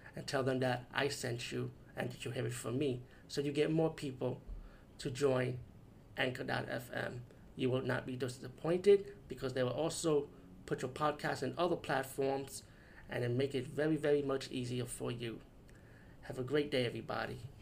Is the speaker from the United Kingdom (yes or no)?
no; India; as being Indian